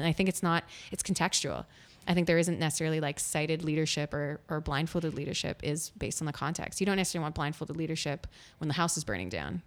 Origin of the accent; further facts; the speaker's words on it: Winnipeg, Manitoba, Canada; moved away as an adult; also born or lived in Ottawa; I grew up in Winnipeg, Manitoba, and I'm very proud